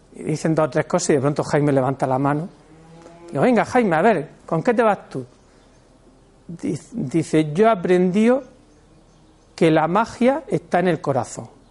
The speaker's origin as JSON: {"language": "Spanish", "country": "Spain", "said": "somos españoles"}